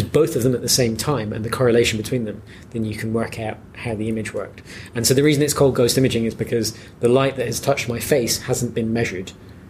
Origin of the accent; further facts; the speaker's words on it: Musselburgh, Scotland, United Kingdom; I don't sound it, as has been pointed out by everyone I've ever spoken to. But I'm from here. I'm from Musselburgh.